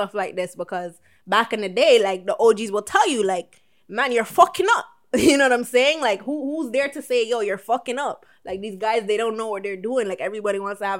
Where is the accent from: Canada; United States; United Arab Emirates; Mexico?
Canada; Toronto, Ontario; growing up in the hood